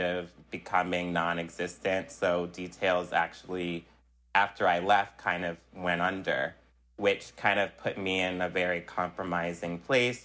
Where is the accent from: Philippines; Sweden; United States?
United States; Philadelphia, Pennsylvania; also born or lived in South Jersey, New Jersey; growing up in Philly and South Jersey